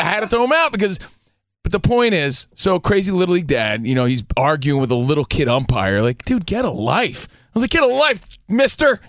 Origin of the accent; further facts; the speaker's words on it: Union, New Jersey, United States; just a kid, little kid from Union, New Jersey